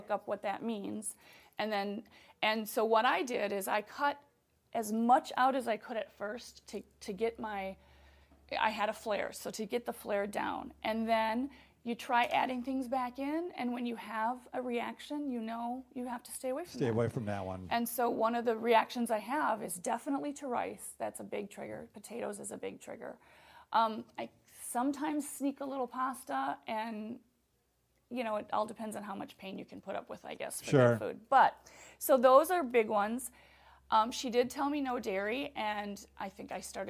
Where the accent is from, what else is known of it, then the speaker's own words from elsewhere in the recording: Wisconsin, United States; I'm from Wisconsin.